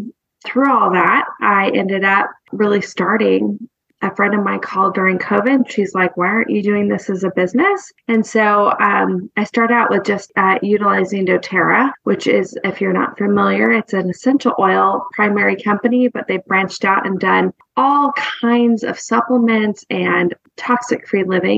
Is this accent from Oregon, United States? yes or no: yes; Ashland, Oregon, United States; moved away as an adult; now in Nashville, United States; Carrie and I know each other from growing up in Ashland, Oregon, and we've lived here in Nashville, outside of Nashville, about 20 years